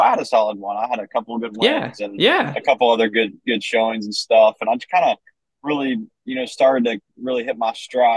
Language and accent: English; Vandalia, Ohio, United States; I'm originally from Vandalia, Ohio. Been there my whole life, same house, born and raised